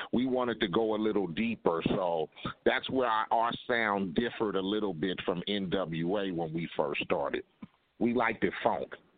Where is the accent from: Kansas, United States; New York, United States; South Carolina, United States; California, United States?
California, United States; Compton; I grew up in Compton